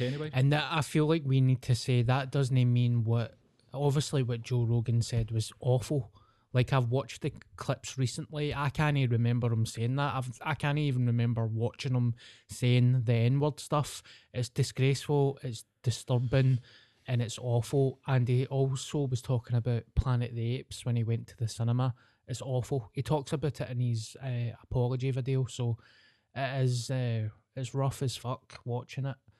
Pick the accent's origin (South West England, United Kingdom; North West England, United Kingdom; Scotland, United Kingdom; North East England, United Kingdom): Scotland, United Kingdom; being Scottish